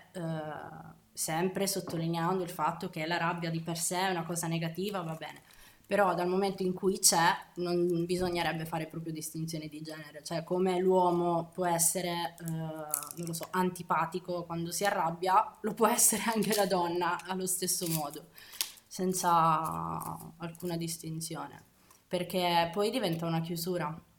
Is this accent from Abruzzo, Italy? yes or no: yes; Abruzzo, Italy; moved away as an adult; Io vivo qui eh, in realtà da un annetto, sono abruzzese, mi sono trasferita con il mio ragazzo